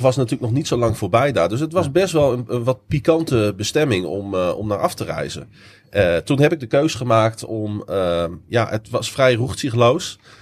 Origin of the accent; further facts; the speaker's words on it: Netherlands; we zijn Nederlanders